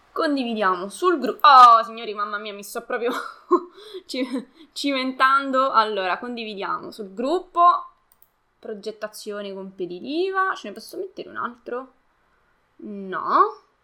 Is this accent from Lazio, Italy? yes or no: yes; Latina, Lazio, Italy; io eh, sono di Latina